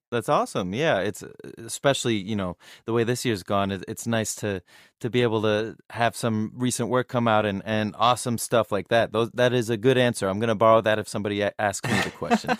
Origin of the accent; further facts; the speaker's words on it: United States; I'm American, but I can relate to that because, you know, I, m, my background is Middle Eastern